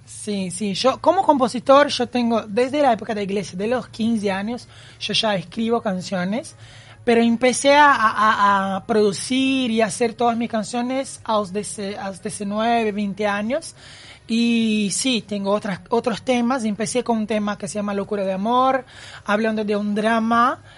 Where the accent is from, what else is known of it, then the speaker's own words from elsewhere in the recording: Campinas, São Paulo, Brazil; Spanish is a second language; moved away as an adult; now in Uruguay; Yo nací en Campinas, que es una ciudad de San Pablo, ah, y me vino a Uruguay en buscar un sueño